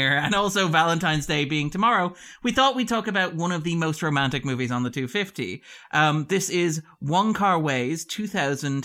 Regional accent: Ireland; as Irish people

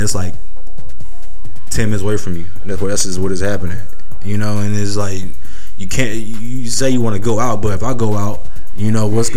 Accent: Houston, Texas, United States; I was just proud to say I'm from Houston. You know, I'm proud to say I live here

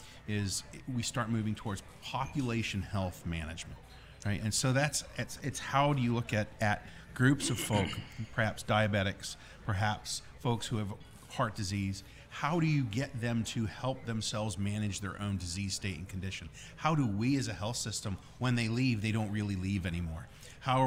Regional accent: United States; moved away as an adult; also born or lived in Pittsburgh / Virginia / Buffalo, New York / New Jersey; I'm from outside New York City

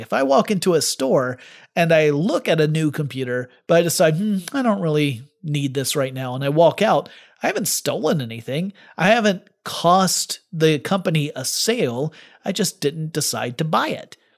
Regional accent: United States; I'm American

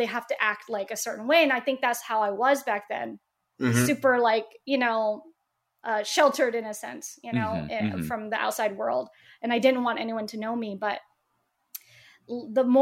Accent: Oklahoma, United States; I'm from Oklahoma

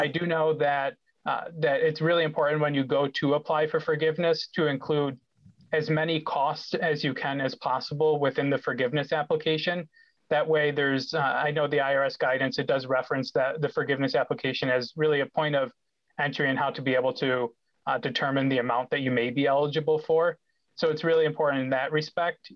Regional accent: Rochester, New York, United States; I grew up in Rochester

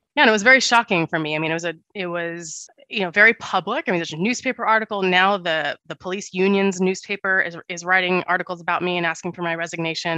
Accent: Santa Monica, California, United States; I grew up pretty poor in Santa Monica with my parents and my little brother

